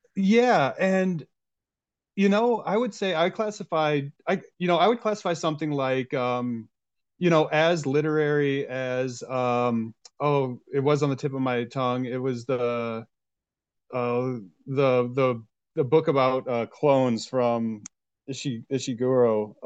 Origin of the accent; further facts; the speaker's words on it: DeKalb, Illinois, United States; born and raised in DeKalb, Illinois